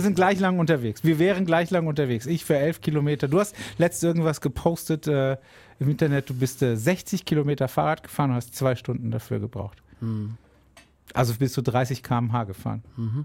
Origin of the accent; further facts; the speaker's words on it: Hainfeld/Edenkoben area, Rhineland-Palatinate, Germany; moved away; aus meiner alten Heimat Hauen-Eberstein